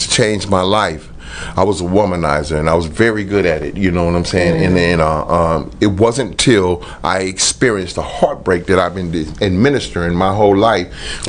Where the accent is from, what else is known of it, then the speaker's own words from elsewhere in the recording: Los Angeles, California, United States; I'm from South Central Los Angeles.